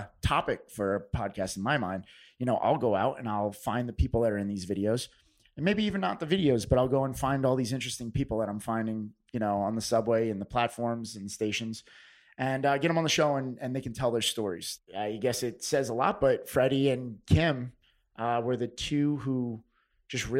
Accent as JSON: {"language": "English", "country": "United States", "tie": "born or raised there", "lives_now": "New York, United States", "said": "I grew up 15 minutes outside the city, I'm technically not a native New Yorker"}